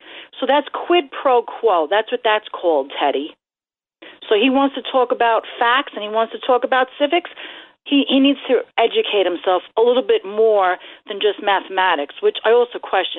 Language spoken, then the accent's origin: English; New York City, New York, United States; I am from Brooklyn. I am not from Boston